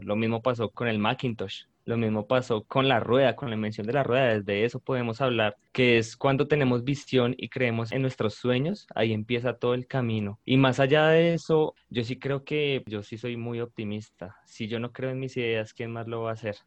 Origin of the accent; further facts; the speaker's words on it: Bogotá, Colombia; soy de Bogotá, Colombia